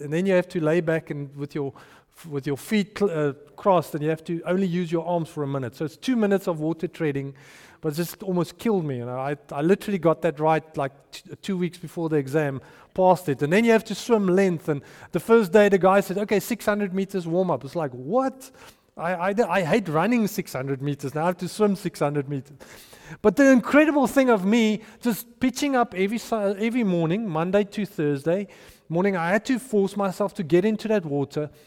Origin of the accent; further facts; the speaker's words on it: Potchefstroom, North West, South Africa; moved away; I grew up in Potchefstroom